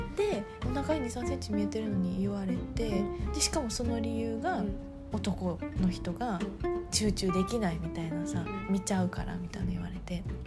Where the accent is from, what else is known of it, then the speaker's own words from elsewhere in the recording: Kobe, Hyogo, Japan; 神戸出身